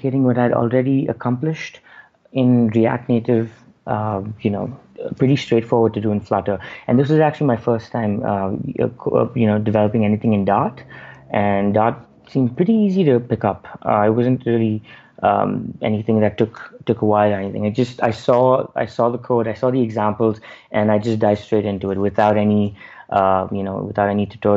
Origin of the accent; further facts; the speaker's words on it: Bangalore, Karnataka, India; I'm from India, Bangalore